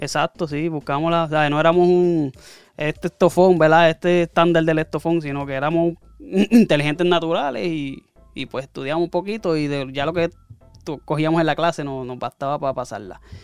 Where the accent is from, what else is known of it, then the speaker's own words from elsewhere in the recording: Barranquitas, Puerto Rico; also born or lived in Aibonito; San Cristóbal, eh, ¿verdad? En el portón, la urbanización, ahí me crié